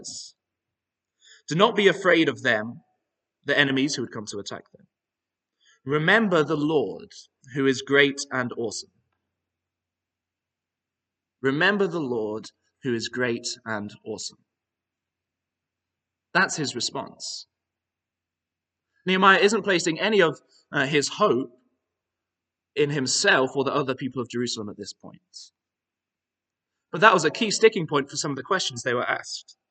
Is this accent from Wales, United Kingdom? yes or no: no; Northern Ireland, United Kingdom; now in Aberdeen, United Kingdom; I did a decent bit of my growing up in Northern Ireland.